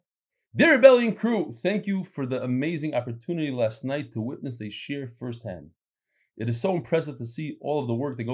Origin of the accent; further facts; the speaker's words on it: Brooklyn, New York, United States; I grew up in Brooklyn and have been davening next to Hasidim and shopping with them at the supermarket for years.